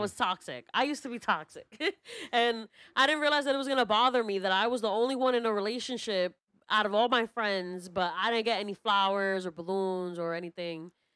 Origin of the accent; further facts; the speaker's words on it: New York City, New York, United States; also born or lived in Brooklyn; I grew up in the Lower East Side of Manhattan.